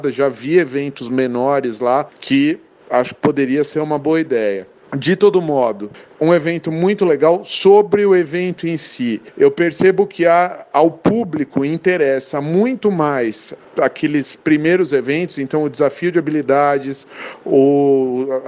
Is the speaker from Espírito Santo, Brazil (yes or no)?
no; São Paulo, Brazil; eu sou aqui de São Paulo.